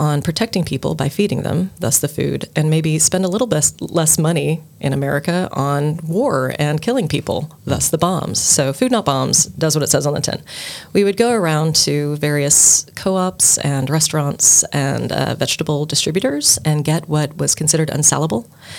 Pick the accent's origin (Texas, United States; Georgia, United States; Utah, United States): Texas, United States; Dallas; moved away as an adult; also born or lived in California / Mexico / Guatemala / Hawaii; now in Cork, Ireland; I grew up in Texas, and I grew up in Dallas, Texas.